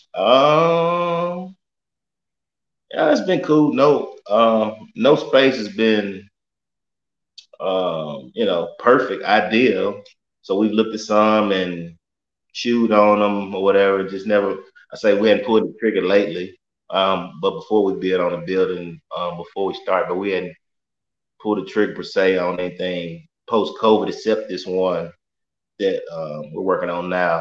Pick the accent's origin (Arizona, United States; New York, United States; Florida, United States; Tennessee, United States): Tennessee, United States; Memphis; I grew up in Whitehaven.